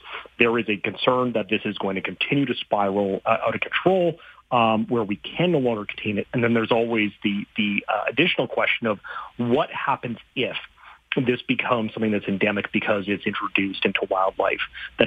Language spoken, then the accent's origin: English; Saskatchewan, Canada; I grew up in Saskatchewan